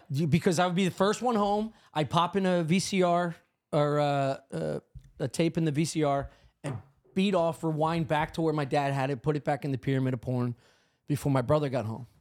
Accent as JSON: {"language": "English", "town": "Drexel Hill", "region": "Pennsylvania", "country": "United States", "tie": "born or raised there", "also_born_or_lived": "West Chester, Pennsylvania", "said": "We moved from Drexel Hill"}